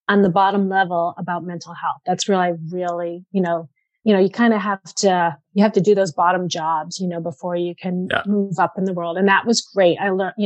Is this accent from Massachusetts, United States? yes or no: yes; Framingham, Massachusetts, United States; I grew up in Framingham, so I am a Middlesex girl